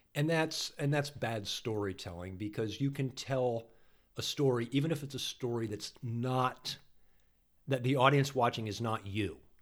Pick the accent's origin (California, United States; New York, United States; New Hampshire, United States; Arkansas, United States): New Hampshire, United States; I grew up in New Hampshire